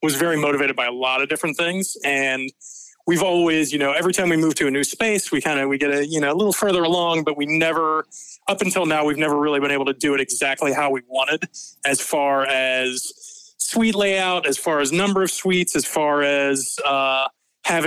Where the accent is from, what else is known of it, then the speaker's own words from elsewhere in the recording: Atlanta, Georgia, United States; I was born in Atlanta, Georgia at Northside Hospital, the same place where both my kids were born